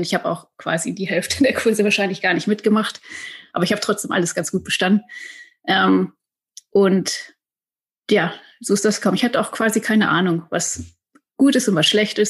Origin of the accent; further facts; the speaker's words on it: Silbach, North Rhine-Westphalia, Germany; moved away as an adult; now in San Francisco, United States; ich komme ursprünglich aus dem Sauerland, aus einem kleinen Dorf namens Silbach mit 500 Einwohnern